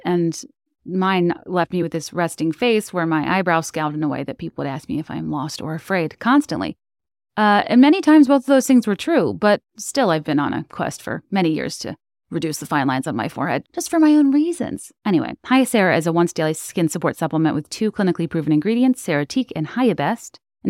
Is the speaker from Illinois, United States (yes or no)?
yes; Chicago, Illinois, United States; Even though I'm from the Chicagoland area, I never had a white Christmas until I was 20.